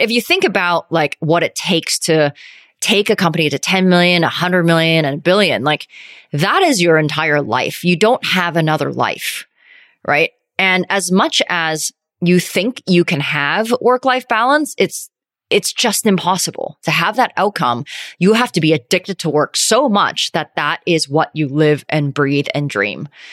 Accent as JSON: {"language": "English", "town": "Calgary", "region": "Alberta", "country": "Canada", "tie": "born or raised there", "also_born_or_lived": "Vancouver / New York", "moved": "as an adult", "said": "I grew up in Calgary, went to University of Vancouver"}